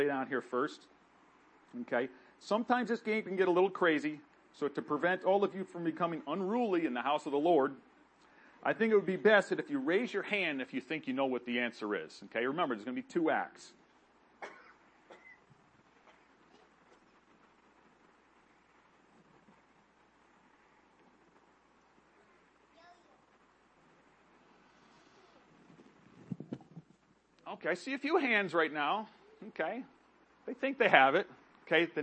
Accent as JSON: {"language": "English", "town": "Gorham", "region": "New Hampshire", "country": "United States", "tie": "born or raised there", "also_born_or_lived": "Pompano Beach, Florida", "said": "I moved to Gorham, New Hampshire with my mom and my sister, where I grew up and graduated high school."}